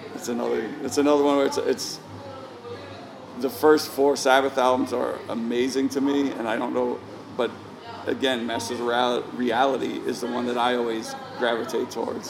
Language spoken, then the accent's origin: English; New York City, New York, United States; I grew up growing up in Queens